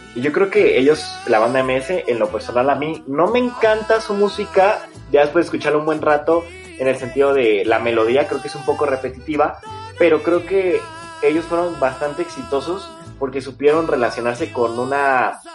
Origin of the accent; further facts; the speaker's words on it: Mexico City, Mexico; somos de, Ciudad de México